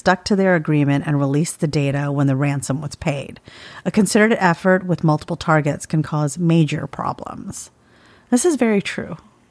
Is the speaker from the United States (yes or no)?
yes; Alabama, United States; now in Kentucky, United States; But I grew up in Alabama and have a lot of relatives and friends down there.